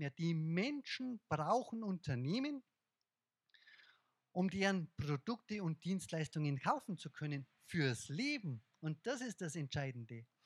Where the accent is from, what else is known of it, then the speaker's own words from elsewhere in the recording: Bavaria, Germany; accent: Bavarian; Jetzt kommt mein bayerischer Dialekt durch.